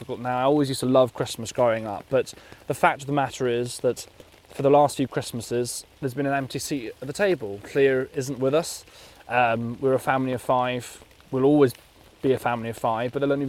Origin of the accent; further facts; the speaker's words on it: West Wales, United Kingdom; moved away as an adult; now in London, United Kingdom; I'm from West Wales